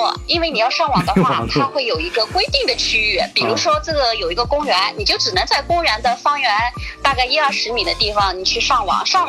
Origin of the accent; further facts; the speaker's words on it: Southern Jiangsu, China; 因为我是土生土长的那个苏南人嘛